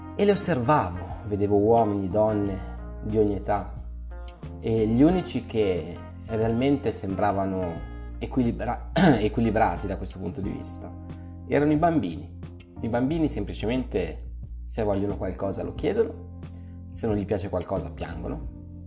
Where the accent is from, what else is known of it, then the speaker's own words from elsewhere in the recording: Milan, Lombardy, Italy; io sono di Milano